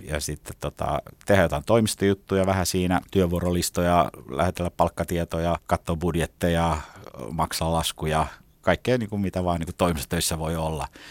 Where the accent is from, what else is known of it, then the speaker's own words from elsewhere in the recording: Finland; also born or lived in Regensburg, Germany; now in Helsinki, Finland; mä oon Suomesta